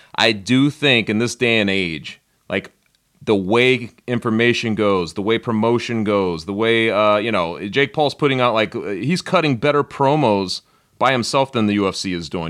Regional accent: Denver, Colorado, United States; growing up in Denver, I was very young

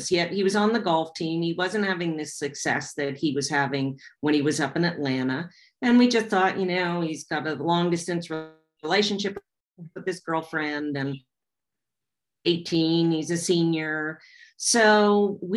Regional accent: Canada; And we're being Canadian, it was a really, really big deal.

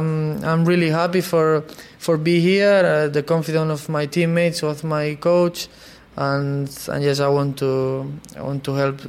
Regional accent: Barcelona, Catalonia, Spain; English is a second language; Okay, I'm from Barcelona, but I like some players from Real Madrid

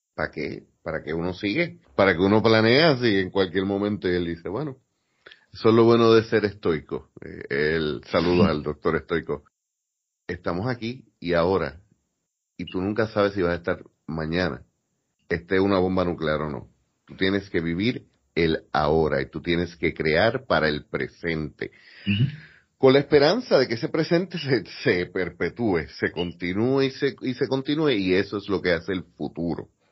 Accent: Puerto Rico; yo estoy claro en que yo soy boricua, sea aquí, sea en la luna

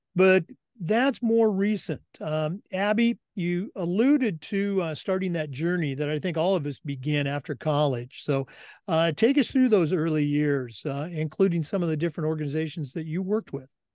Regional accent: Oregon and Washington, United States; I grew up in Oregon and Washington

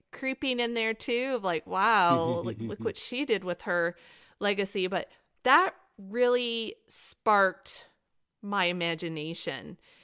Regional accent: Michigan, United States; now in North Carolina, United States; Michigan, I live in North Carolina now. Michigan's my home state

